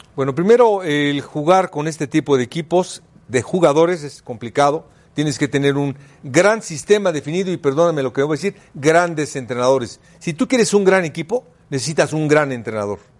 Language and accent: Spanish; Mexico; somos mexicanos